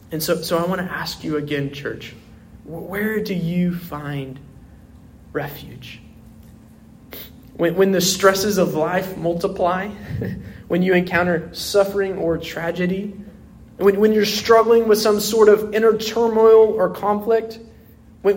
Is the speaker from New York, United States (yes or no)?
no; Oklahoma City, Oklahoma, United States; I grew up in South Oklahoma City